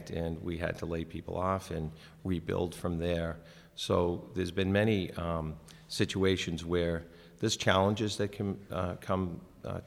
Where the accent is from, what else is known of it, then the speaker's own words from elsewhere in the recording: Braintree, Massachusetts, United States; I grew up in Braintree. I graduated from Braintree High in 1983.